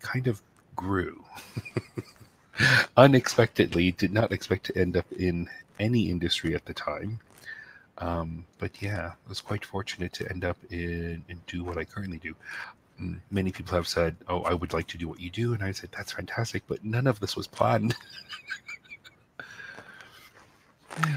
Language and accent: English; New York City, New York, United States; growing up in New York City, access to wildlife and animals was quite limited.